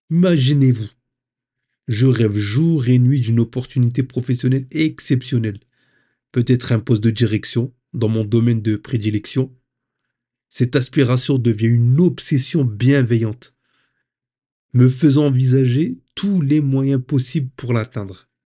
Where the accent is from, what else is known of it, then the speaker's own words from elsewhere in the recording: Hauts-de-France, France; now in Île-de-France, France; Je suis originaire du Nord-Pas-de-Calais j'ai quitté la région pour la région parisienne.